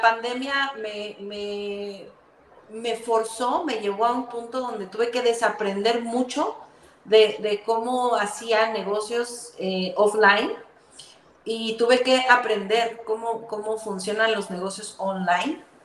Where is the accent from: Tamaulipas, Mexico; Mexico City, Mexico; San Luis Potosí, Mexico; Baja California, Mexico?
Mexico City, Mexico; moved away as an adult; now in Guatemala; yo soy mexicana, eh, nací en Ciudad de México